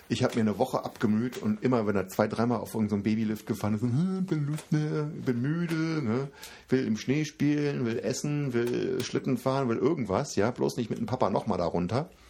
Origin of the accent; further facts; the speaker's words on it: Koblenz, Rhineland-Palatinate, Germany; born there; für mich als gebürtiger Koblenzer ist äh, ein Laden in Koblenz auch lokal.